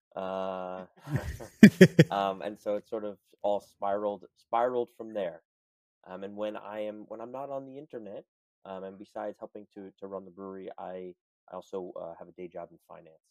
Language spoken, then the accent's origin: English; New York City, New York, United States; as a native New Yorker, I was born and raised in in New York City.